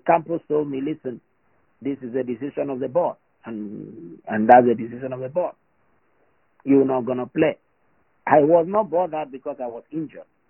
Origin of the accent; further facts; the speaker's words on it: Nigeria; I'm a Nigerian. The blood still flows